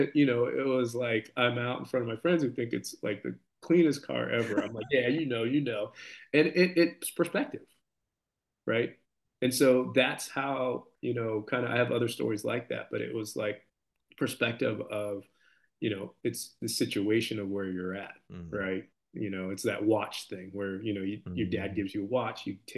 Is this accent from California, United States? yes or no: yes; Camarillo, California, United States; I'm from Camarillo, and it's a very kind of affluent area